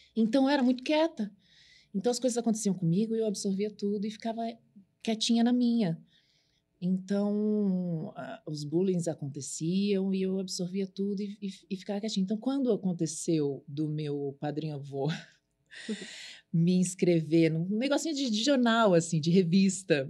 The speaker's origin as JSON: {"language": "Portuguese", "region": "São Paulo", "country": "Brazil", "tie": "born or raised there", "also_born_or_lived": "Suzano", "said": "eu vim da Zona Leste"}